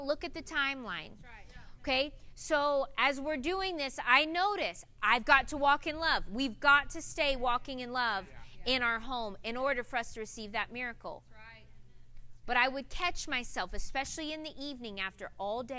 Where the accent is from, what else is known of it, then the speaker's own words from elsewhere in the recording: north central Florida, United States; moved away; growing up in Florida, north central Florida, way in the country